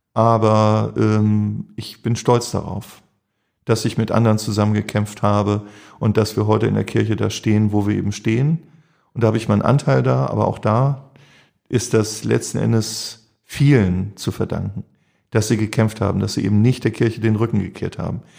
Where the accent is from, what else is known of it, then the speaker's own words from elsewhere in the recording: Schleswig-Holstein, Germany; also born or lived in St. Pauli, Hamburg; now in Hamburg, Germany; ich bin auf dem Dorf groß geworden, Schleswig-Holstein